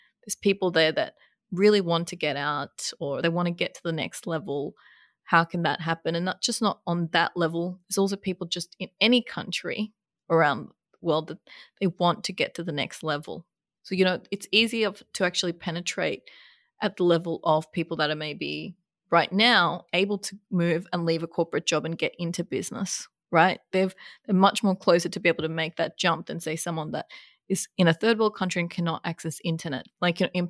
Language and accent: English; Bangladesh; moved away; I was born in Bangladesh, a third world country